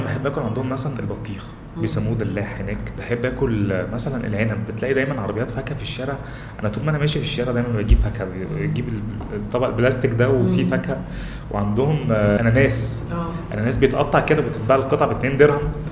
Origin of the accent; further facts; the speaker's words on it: Egypt; احنا بقى كمصريين